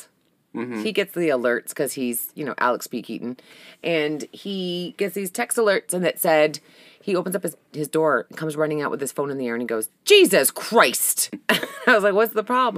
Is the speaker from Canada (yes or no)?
yes; Canada; I'm from Canada, so we don't learn Spanish